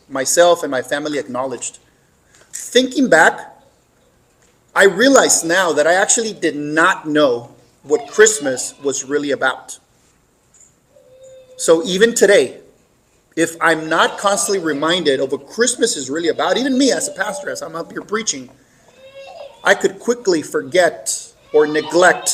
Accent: Mexico; moved away; growing up in Mexico as a child

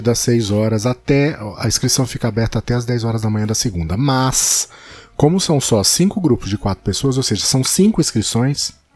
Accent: São Paulo, Brazil; moved away as an adult; now in Rio de Janeiro, Brazil; Eu sou paulista

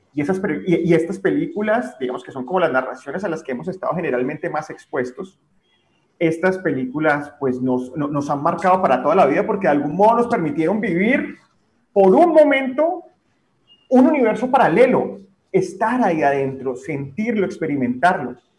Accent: Colombia; como colombianos

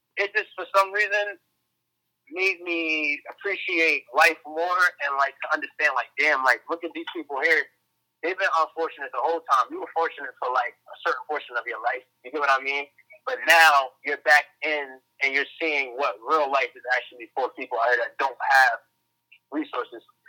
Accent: New Jersey, United States; now in Philadelphia, United States; I'm originally from Jersey

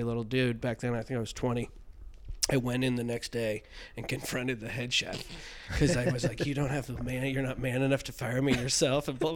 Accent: Mill Valley, California, United States; my hometown in Mill Valley, California, Northern California up there. Yeah, beautiful place. Great place to grow up.

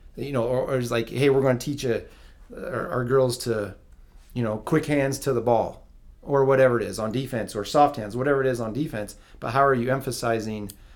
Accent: Provo, Utah, United States; i grew up in provo

